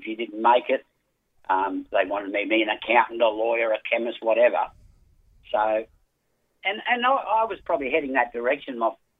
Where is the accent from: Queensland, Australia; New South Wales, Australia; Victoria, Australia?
Queensland, Australia; Brisbane; Born and bred Brisbane.